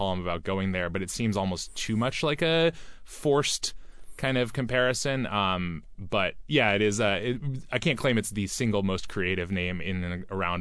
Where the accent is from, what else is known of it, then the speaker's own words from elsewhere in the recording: Seattle, Washington, United States; I grew up here in Seattle, and I grew up in a restaurant family